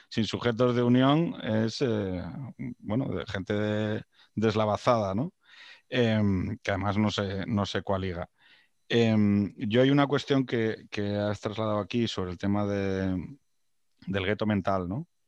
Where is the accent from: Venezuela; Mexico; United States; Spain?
Spain; Jaén, Andalusia; Oiga, que soy de Jaén, pero que, soy algo más, ¿no? Que, andaluz.